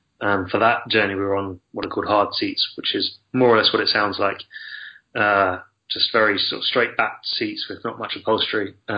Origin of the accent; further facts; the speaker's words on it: France; born there; I was born in France anyway.